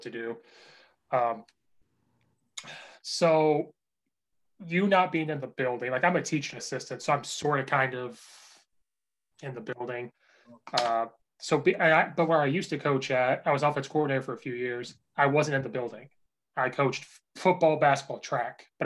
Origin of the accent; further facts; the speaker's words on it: Central Illinois, United States; moved away; I'm from Central Illinois, right by University